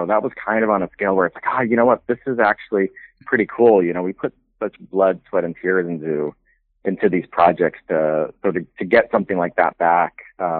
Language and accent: English; Carson City, Nevada, United States; also born or lived in Canada; But I moved down to the States at 10 years old, and I grew up down in Carson City.